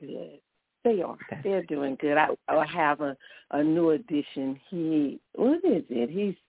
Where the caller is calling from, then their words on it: Baton Rouge, Louisiana, United States; From Baton Rouge.